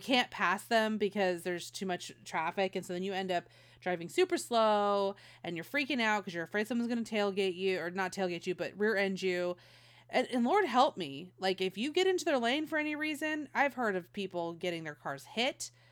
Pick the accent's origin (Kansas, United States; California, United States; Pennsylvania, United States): California, United States; Modesto; moved away; also born or lived in Las Vegas; I was a Northern Cali kid. I grew up in Modesto